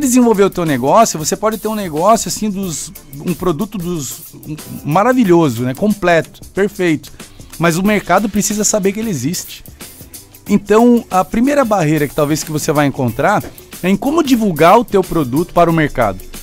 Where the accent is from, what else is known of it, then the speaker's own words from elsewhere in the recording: São Paulo, Brazil; now in Joinville, Brazil; eu sou natural de São Paulo